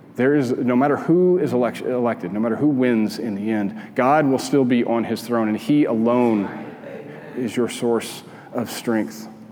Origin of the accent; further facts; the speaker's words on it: Albuquerque, New Mexico, United States; moved away; I grew up in Albuquerque, and out my kitchen window, you could see the Sandia Mountains.